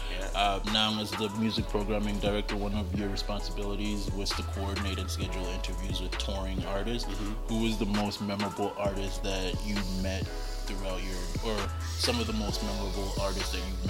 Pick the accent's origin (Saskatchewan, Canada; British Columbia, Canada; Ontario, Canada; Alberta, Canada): Alberta, Canada; Calgary; moved away; also born or lived in Toronto; growing up in Calgary, everybody kind of, especially when I got to Toronto, everybody kind of assumed that you'll be into country music, which I at the time, I guess I wasn't growing up in Calgary, I wasn't that big.